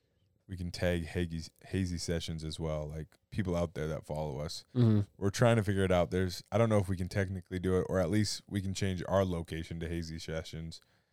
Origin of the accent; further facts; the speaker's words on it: Iowa, United States; moved away; also born or lived in East Coast / West Coast; Shoot, I'm Midwestern boy from Iowa. Don't call me a farm boy because I'm not a farm boy. I have some farmer's blood in me. Don't get me wrong. But no. From Iowa, but I've kind of took a journey